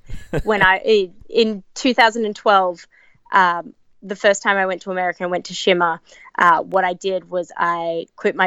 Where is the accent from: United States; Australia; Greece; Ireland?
Australia; moved away as an adult; also born or lived in England; we're the three girls from Australia that have trained at the Wrestle Factory